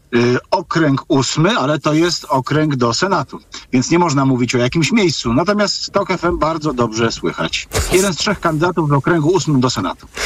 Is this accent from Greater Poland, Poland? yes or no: no; Lower Silesian Voivodeship, Poland; u nas na Dolnym Śląsku